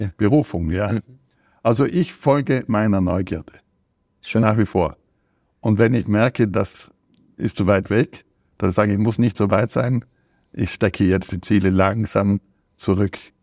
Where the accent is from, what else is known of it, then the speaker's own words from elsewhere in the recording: South Tyrol, Trentino-Alto Adige, Italy; als Südtiroler bin ich Italiener und konnte auch Italienisch lesen